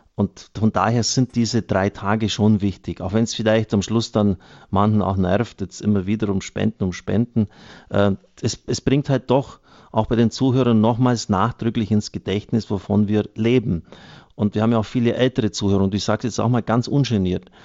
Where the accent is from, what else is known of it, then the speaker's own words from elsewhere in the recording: Germany; gerade wir als Deutsche